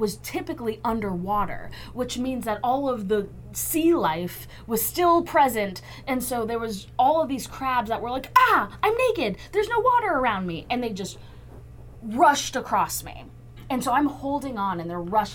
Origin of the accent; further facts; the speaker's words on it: Texas, United States; I'm from Texas